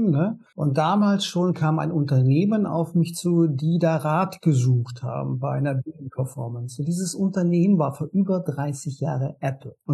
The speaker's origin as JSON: {"language": "German", "town": "Konstanz", "region": "Baden-Württemberg", "country": "Germany", "lives_now": "Berlin, Germany", "said": "ich komme ursprünglich aus Konstanz am Bodensee und lebe jetzt in Berlin und habe zwei Kinder."}